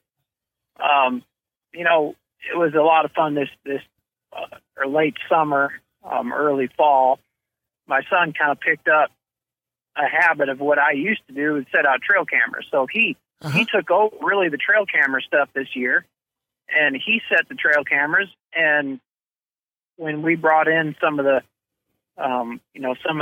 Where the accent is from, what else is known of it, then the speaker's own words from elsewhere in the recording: Chicago, Illinois, United States; moved away as an adult; also born or lived in Missouri; growing up in Chicago, all I did was play baseball there